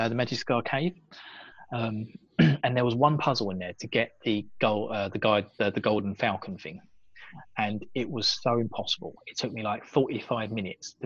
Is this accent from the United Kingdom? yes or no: yes; United Kingdom; me being British.